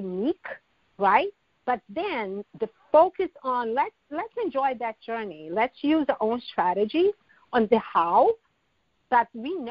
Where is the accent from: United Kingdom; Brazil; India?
Brazil; moved away as an adult; now in United States; That transition from Brazil to U.S. was a life-changing experience that I survived